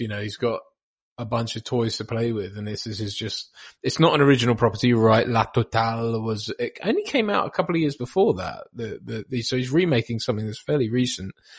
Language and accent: English; East Anglia, North Norfolk, East of England, United Kingdom; also born or lived in Bahamas / Norwich; I'm from the Bahamas originally, which is weird, um, and moved to grew up around sort of uh, East Anglia in the UK